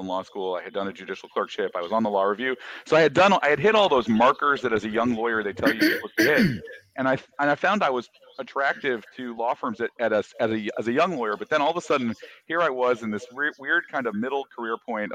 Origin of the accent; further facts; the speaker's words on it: Michigan, United States; moved away as an adult; also born or lived in Brazil / Hawaii / Chicago; now in Los Angeles, United States; I grew up from the age five forward. I grew up in Michigan